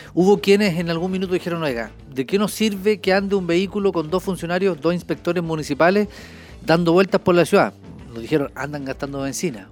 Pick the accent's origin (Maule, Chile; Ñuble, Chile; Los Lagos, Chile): Ñuble, Chile; Coihueco; also born or lived in Chillán; yo soy oriundo de Coihueco